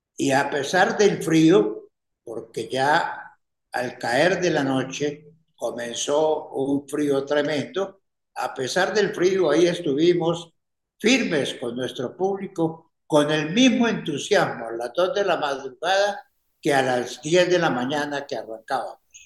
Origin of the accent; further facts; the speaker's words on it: Ibagué, Tolima, Colombia; moved away as an adult; also born or lived in Bogotá; me había venido del Ibagué, mi tierra natal